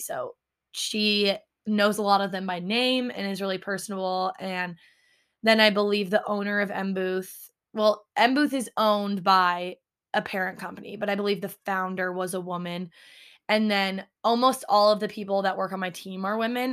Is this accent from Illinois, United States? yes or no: no; Altenburg, Missouri, United States; now in New York City, United States; I'm from Altenburg, Missouri